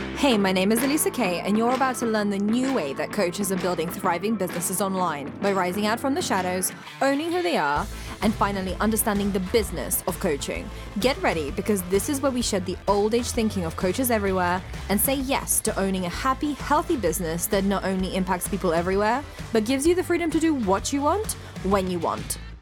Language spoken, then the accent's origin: English; Ukraine; moved away; I'm Ukrainian